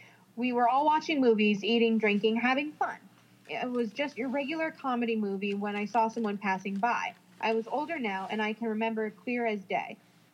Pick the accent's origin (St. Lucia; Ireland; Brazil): Brazil; As a matter of fact, I'm from Brazil, and it's a very religious country, so I grew up Catholic, respecting and helping older people and others, helping with the chores and so on.